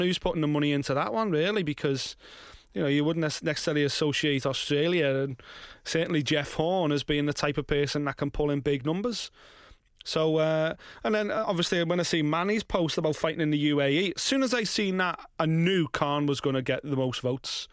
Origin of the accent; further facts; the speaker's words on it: United Kingdom; as British fight fans